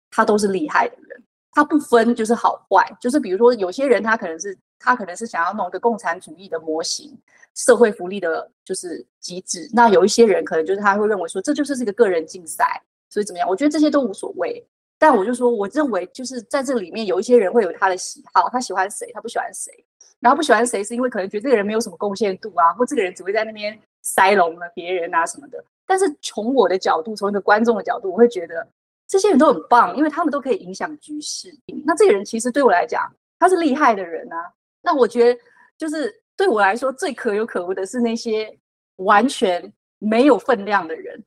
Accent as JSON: {"language": "Chinese", "region": "Taipei", "country": "Taiwan", "tie": "born or raised there", "also_born_or_lived": "Thailand / Laos / Beijing, China", "moved": "as an adult", "lives_now": "Singapore", "said": "我是小时候我是都在台北长大嘛"}